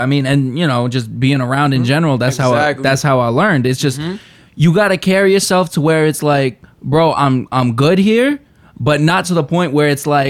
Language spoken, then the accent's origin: English; New York, United States; I'm from New York.